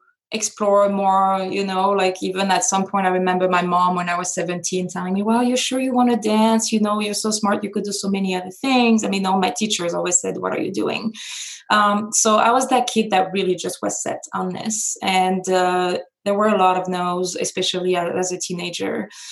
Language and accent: English; France; now in Las Vegas, United States; I was born and raised in France